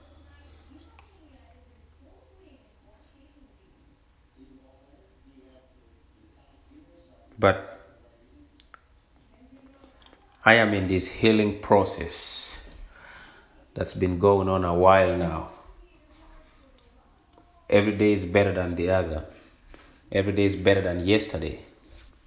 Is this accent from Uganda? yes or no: yes; Uganda; moved away as an adult; now in United States; my childhood experiences of growing up in Uganda